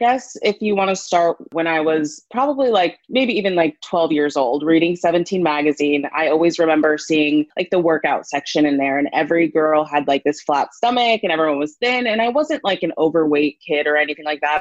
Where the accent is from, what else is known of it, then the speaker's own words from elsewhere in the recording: Arizona, United States; moved away as an adult; now in Los Angeles, United States; I'm originally from Arizona